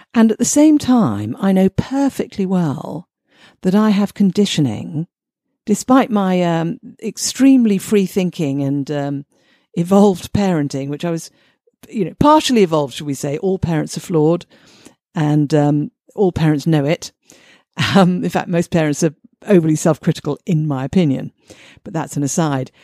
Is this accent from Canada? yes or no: no; United Kingdom; I'm British.